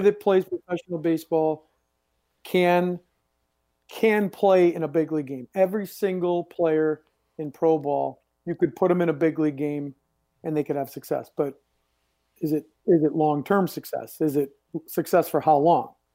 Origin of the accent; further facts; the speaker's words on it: New England, United States; I grew up here in New England